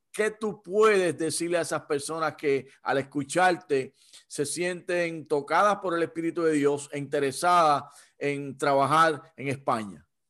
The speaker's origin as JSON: {"language": "Spanish", "country": "Puerto Rico", "said": "ya que somos originarios de Puerto Rico"}